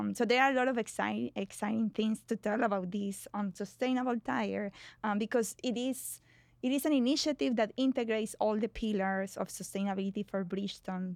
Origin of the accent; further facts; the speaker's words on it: Colombia; moved away as an adult; now in United States; I was, um, born and raised in Colombia